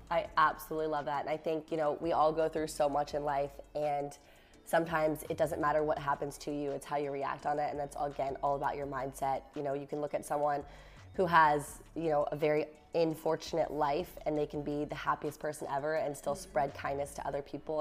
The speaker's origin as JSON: {"language": "English", "region": "Virginia", "country": "United States", "said": "I'm from Virginia"}